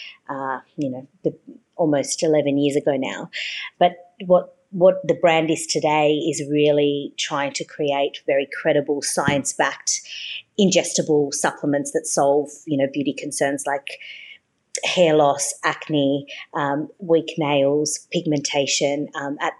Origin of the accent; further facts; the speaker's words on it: Australia; also born or lived in Brazil / Sydney, Australia; I was born in Brazil. My parents are Brazilian. And I think, you know, that Brazilian culture has, even though I've been in Australia since I was six, has really rubbed off on me from my mum.